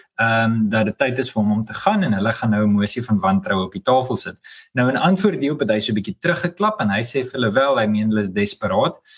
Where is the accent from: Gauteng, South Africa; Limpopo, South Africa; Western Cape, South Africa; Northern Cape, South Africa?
Gauteng, South Africa; Johannesburg; Ek is gebore en getoe Johannesburger